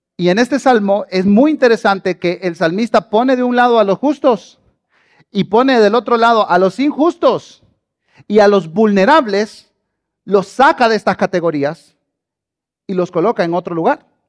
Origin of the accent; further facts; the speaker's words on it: southern Honduras, Honduras; moved away as an adult; also born or lived in Tegucigalpa, Honduras; now in Guatemala; Yo nací en Guatemala, pero crecí en Honduras y viví en un pueblito al sur de Honduras